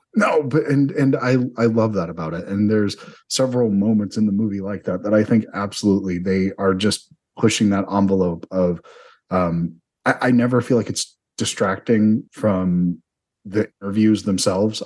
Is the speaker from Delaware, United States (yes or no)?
yes; Delaware, United States; I was from Delaware